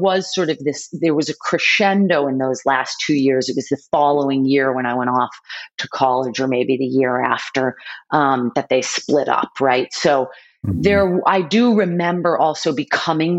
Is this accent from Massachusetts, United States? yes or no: yes; Boston, Massachusetts, United States; born or raised there